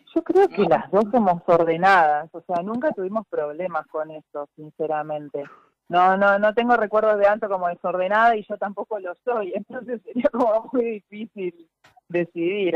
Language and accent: Spanish; Tortugas, Santa Fe, Argentina; yo soy de Tortugas, de Santa Fe